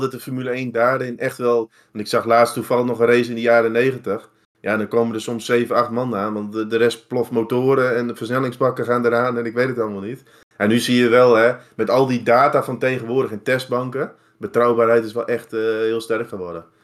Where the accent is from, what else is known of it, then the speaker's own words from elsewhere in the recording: Netherlands; als Nederlanders